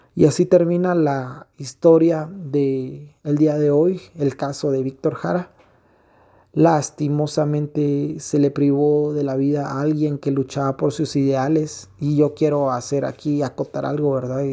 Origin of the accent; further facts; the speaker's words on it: Guatemala; en mi país, en nuestro país, Guatemala